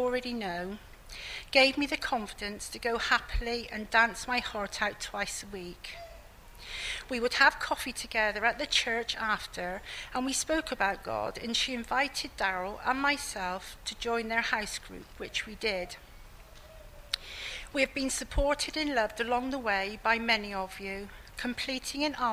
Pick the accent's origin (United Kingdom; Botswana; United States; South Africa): United Kingdom; Keynsham, South West England; also born or lived in Bristol; I was born in Bristol and brought up in a village between Bristol and Bath called Canesham